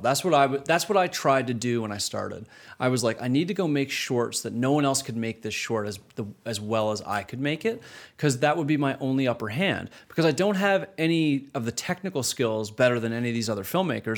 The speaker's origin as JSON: {"language": "English", "country": "Canada", "tie": "born or raised there", "moved": "as an adult", "said": "growing up in Canada, starting my career in Canada"}